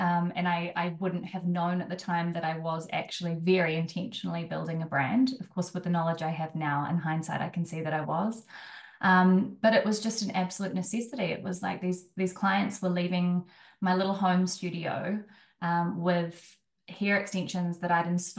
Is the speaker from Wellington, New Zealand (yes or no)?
yes; Wellington, New Zealand; moved away; also born or lived in Auckland; I'm from Wellington